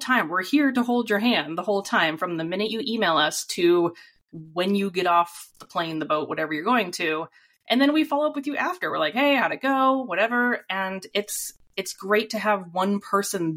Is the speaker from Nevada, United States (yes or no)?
no; Southern California, United States; moved away as an adult; now in Pacific Northwest, United States; I lived in a city, a suburban city in Southern California, which was also the headquarters for Princess Cruise Line.